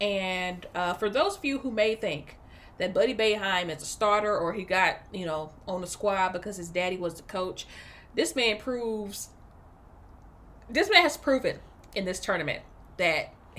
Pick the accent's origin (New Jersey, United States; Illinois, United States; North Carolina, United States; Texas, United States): Texas, United States; East; I'll be telling folks I'm from Houston too, but I'm not. I'm from East Texas.